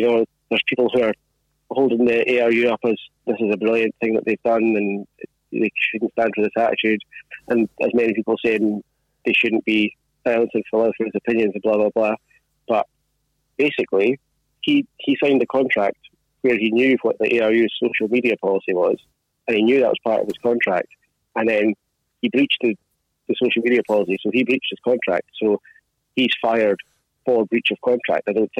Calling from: Fife, Scotland, United Kingdom; From Fife.

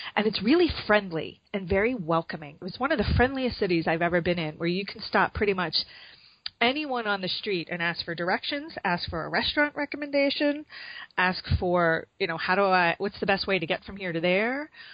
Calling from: Chicago, Illinois, United States; I'm calling from Chicago.

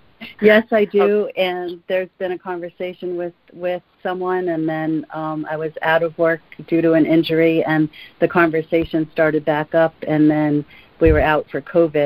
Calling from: Connecticut, United States

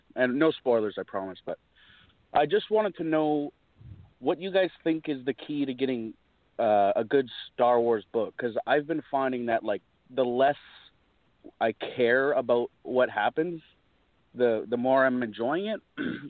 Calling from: British Columbia, Canada; from British Columbia, Canada.

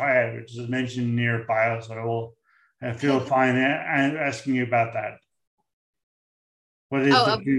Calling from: St. John's, Newfoundland and Labrador, Canada; I'm speaking from St. John's, where we're out in the middle of the North Atlantic, where there's no one near us.

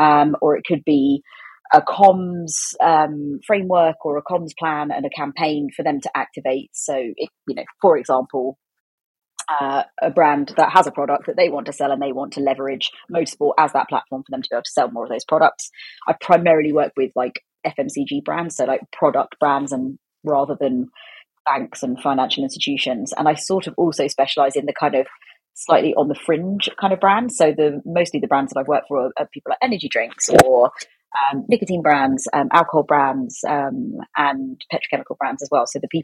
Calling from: South East England, United Kingdom; In rural Oxfordshire.

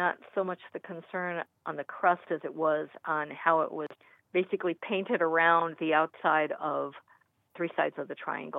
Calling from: Cleveland, Ohio, United States; Cleveland, Ohio area.

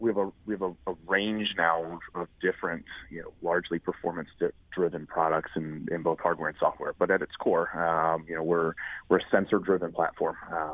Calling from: Pittsburgh, Pennsylvania, United States

